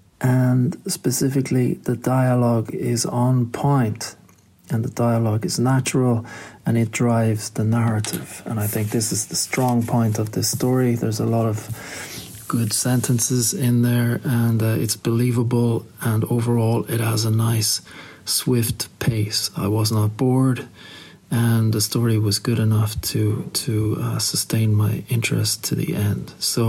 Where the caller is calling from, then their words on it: Shanghai, China; I'm calling today from Shanghai in China.